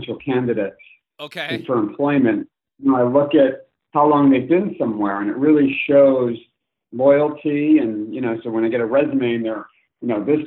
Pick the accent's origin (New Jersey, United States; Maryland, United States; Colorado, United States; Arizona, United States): New Jersey, United States; Livingston; moved away; I grew up on the East Coast in New Jersey, a town called Livingston, New Jersey.